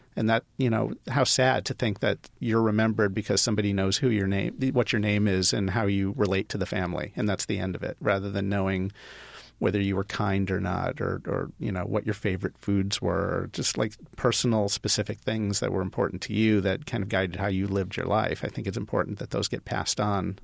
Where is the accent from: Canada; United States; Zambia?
United States; Ohio; moved away as an adult; also born or lived in Los Angeles; I grew up in Ohio, but I went to U S C undergrad, so I lived in L A for nine years